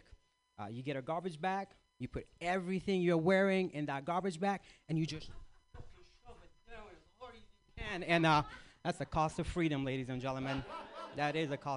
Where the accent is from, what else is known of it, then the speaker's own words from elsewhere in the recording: Iraq; moved away; I grew up in Iraq